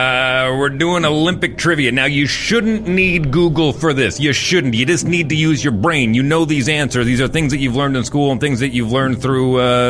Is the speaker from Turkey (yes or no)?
no; Fort McMurray, Alberta, Canada; moved away; also born or lived in Newfoundland; I'm just an adopted Newfoundlander, being born and raised in Fort McMurray.